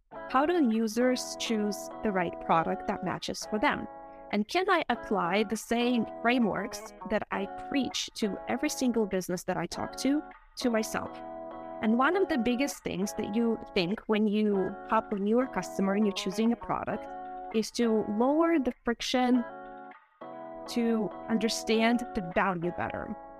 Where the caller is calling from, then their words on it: Nashville, Tennessee, United States; Hi, thank you for having me. I'm dialing in from Nashville, Tennessee.